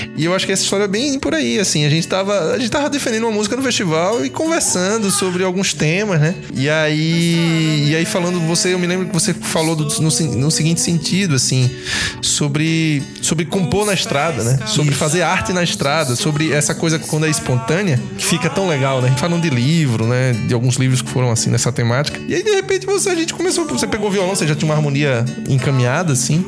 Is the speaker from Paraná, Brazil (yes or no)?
no; Aracaju, Sergipe, Brazil; accent: nordestino; moved away as an adult; now in Curitiba, Brazil; eu sou de Aracaju e vim a trabalho aqui e de repente, para ficar dois anos, as raízes curitibanas já fincaram meus pés aqui já há 10 anos